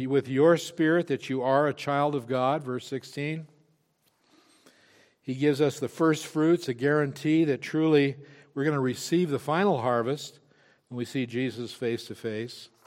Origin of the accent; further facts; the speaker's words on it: Wyoming, United States; I'm from Wyoming. I know what it means to cowboy my way through a problem.